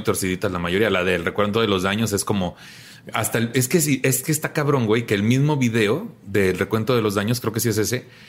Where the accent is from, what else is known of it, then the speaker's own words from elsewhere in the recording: Tampico, Tamaulipas, Mexico; en mi tierra, en Tampico, también todos nos conocemos